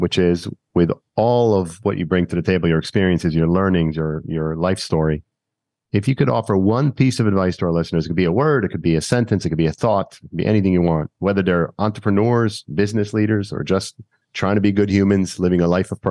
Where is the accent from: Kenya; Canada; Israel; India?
Israel; now in United States; I'm from Israel, of course, and I speak Hebrew fluently.